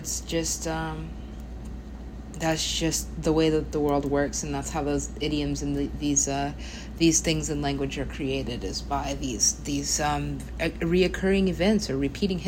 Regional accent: United States; I am an American

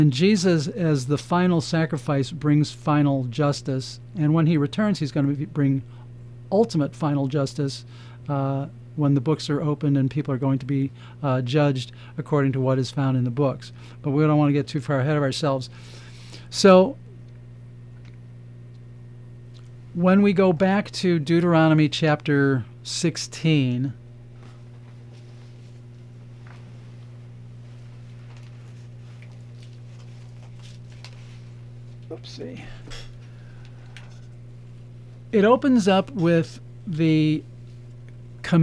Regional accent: Chicago, Illinois, United States; I'm from Chicago

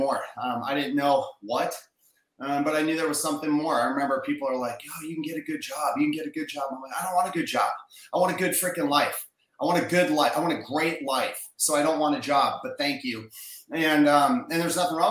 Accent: Minnesota, United States; moved away; I'm a Midwest guy. I grew up in Minnesota. I grew up in a small town

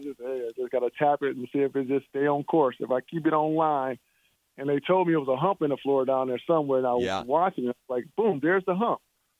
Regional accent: Michigan, United States; moved away; I'm originally from Michigan

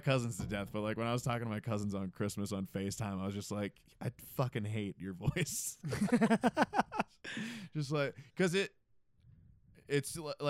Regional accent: Boston, Massachusetts, United States; accent: Boston; Actually, that was like not actually really a Boston accent. Yeah.

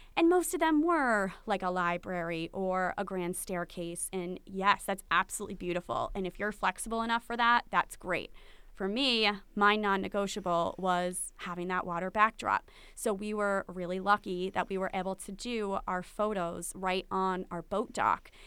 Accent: Aquidneck Island, Rhode Island, United States; we're from Aquidneck Island

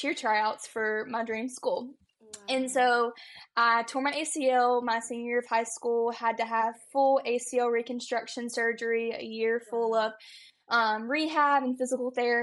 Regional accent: Conway, South Carolina, United States; I am from Conway, South Carolina, so a small town right outside of Myrtle Beach

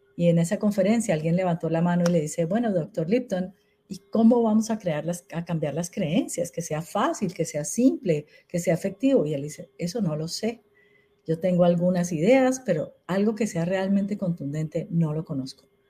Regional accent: Colombia; En Colombia

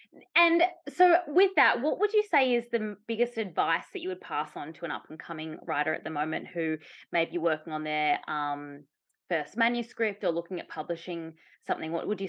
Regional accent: Australia; I'm from Australia

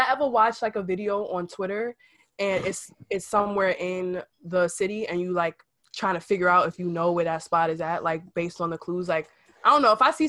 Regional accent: New York City, New York, United States; I'm from Harlem. I don't know. I'm black. I'm a black woman.

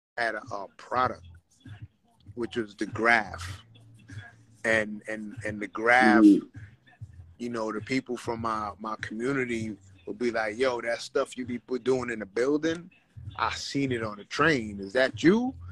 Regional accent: New York City, New York, United States; moved away as an adult; now in Los Angeles, United States; growing up, you know, in Brooklyn, growing up in the Bronx

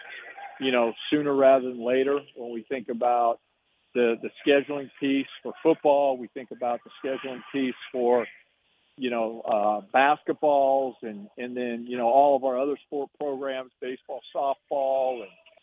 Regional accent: Tucson, Arizona, United States; moved away as an adult; now in Waco, United States; Tucson's my hometown

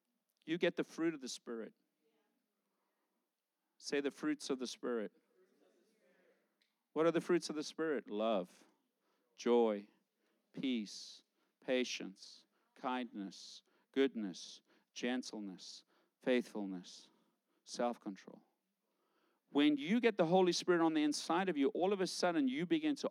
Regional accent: South Africa; moved away; I grew up in South Africa.

